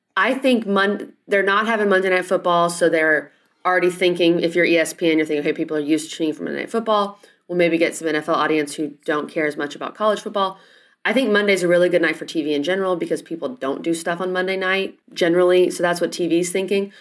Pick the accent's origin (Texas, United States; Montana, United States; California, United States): Texas, United States; I'm from Texas.